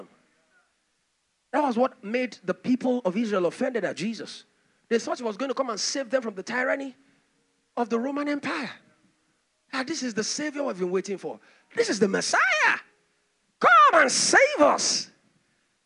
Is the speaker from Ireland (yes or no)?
no; Nigeria